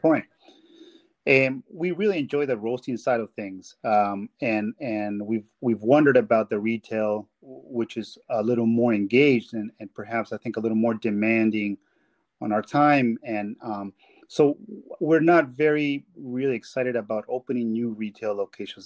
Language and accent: English; Peru; moved away; I am from Peru.